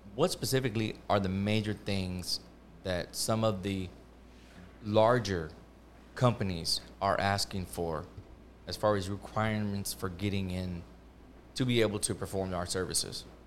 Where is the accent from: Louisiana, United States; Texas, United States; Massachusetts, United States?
Texas, United States; Houston; I'm from Houston